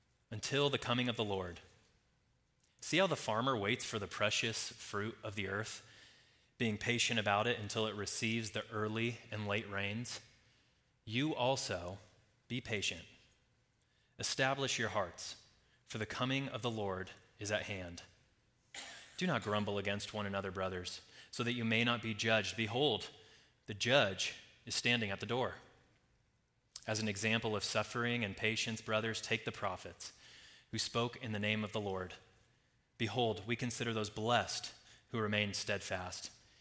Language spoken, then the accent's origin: English; Colorado, United States; also born or lived in Nashville, Tennessee; Now, I grew up in Colorado, but I spent the last 6 or so years before coming out here living in Nashville, Tennessee.